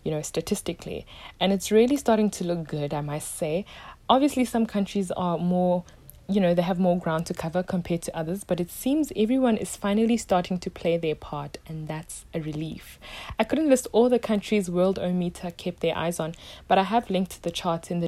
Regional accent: South Africa; My home country, South Africa

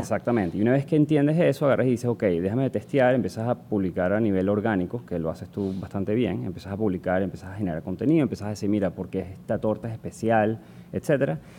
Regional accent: Venezuela; moved away; soy venezolano también. Em, empecé mi carrera en Venezuela

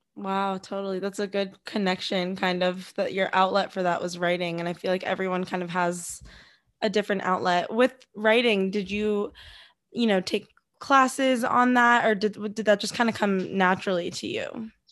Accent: Los Angeles, California, United States; now in New York, United States; I'm from L A too, and now I'm in New York

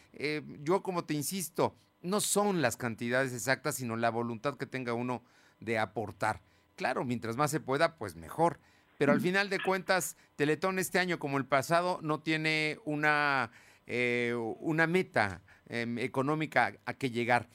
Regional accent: Puebla, Mexico; los poblanos

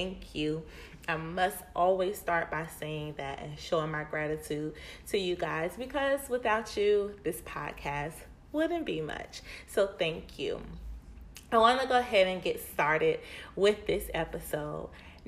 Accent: Winston-Salem, North Carolina, United States; also born or lived in Charlotte; So I was born and raised in Winston-Salem. And when I turned 16, I moved to Charlotte, North Carolina to live with my aunt.

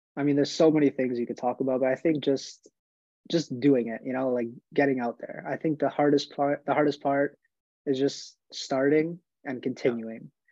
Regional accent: Montreal, Quebec, Canada; I'm from Montreal, Quebec, Canada. I started playing hockey, you know, like a lot of Canadian kids, as soon as I could walk

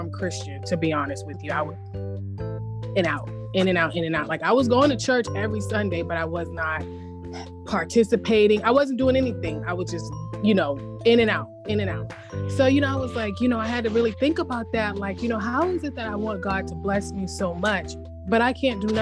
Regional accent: Boston, Massachusetts, United States; I am from Boston

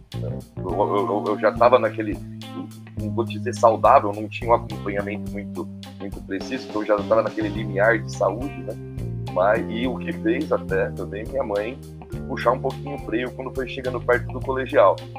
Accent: Santo André, São Paulo, Brazil; moved away as an adult; now in Botucatu, Brazil; eu sou nascido em Santo André, né? ali na, na Grande São Paulo, né? No ABC Paulista.

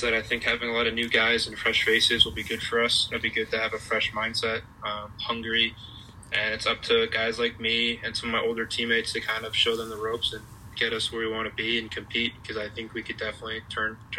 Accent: Massachusetts, United States; I'm from Massachusetts

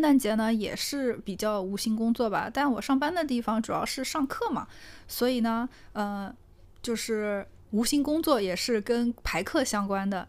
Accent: Northeast China, China; 咱们东北人

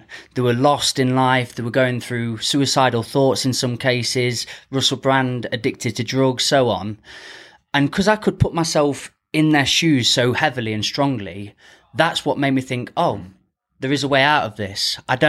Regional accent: Ripley, United Kingdom; Ripley, born and bred.

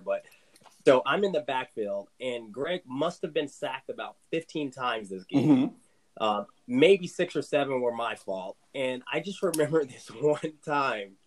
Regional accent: Southern Virginia, United States; I'm from Southern Virginia

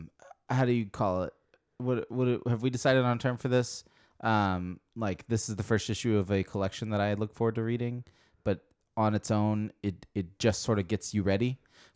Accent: Texas, United States; moved away; I grew up in Texas.

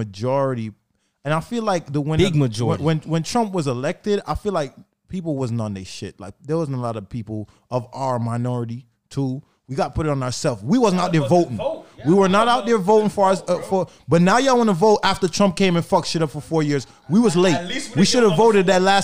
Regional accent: New York, United States; Growing up in, born and raised in New York

